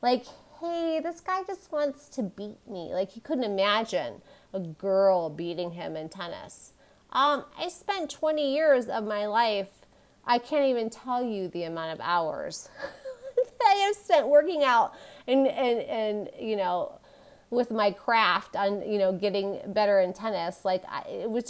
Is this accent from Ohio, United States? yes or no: no; Michigan, United States; moved away; growing up in Michigan, I'm like we don't boast